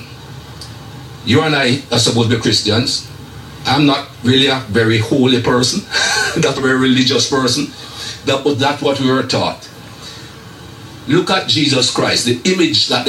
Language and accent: English; Jamaica; moved away; as a young man growing up in Jamaica